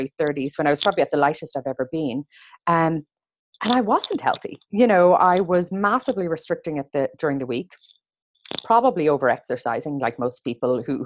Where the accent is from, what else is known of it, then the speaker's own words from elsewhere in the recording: Ireland; growing up in Ireland, it was a very unprocessed diet